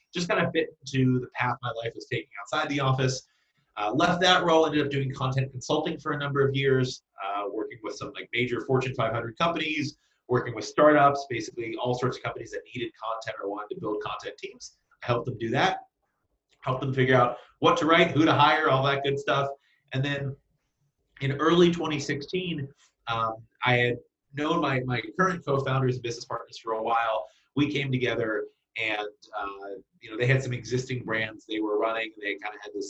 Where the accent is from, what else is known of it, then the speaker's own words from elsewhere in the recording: Central Kentucky, United States; now in Brooklyn, United States; I was born and raised in Central Kentucky